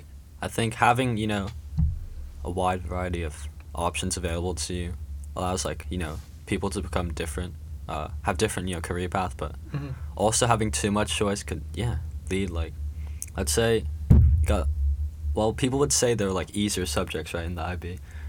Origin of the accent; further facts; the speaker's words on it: Shanghai, China; now in Shenzhen, China; So, I was born in Shanghai, moved around a bit, moved back to Shanghai, now in Shenzhen, so...